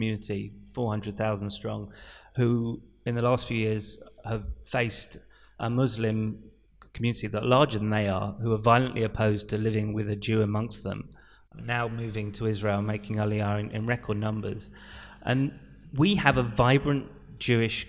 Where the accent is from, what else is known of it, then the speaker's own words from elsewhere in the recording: United Kingdom; I'm British to my bones